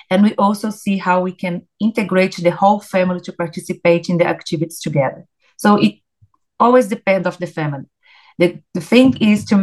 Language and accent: English; Brazil; English is a second language; moved away; I came from Brazil back in 2006.